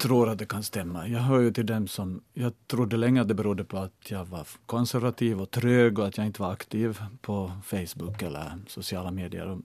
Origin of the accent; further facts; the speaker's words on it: Ostrobothnia, Finland; moved away as an adult; now in Helsinki, Finland; när jag flyttade hit som 18-åring 83 och hade hemlängtan till Österbotten